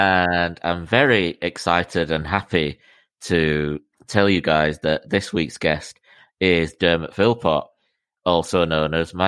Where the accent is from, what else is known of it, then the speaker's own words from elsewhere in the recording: Miami, Florida, United States; Even from the day I was born in Miami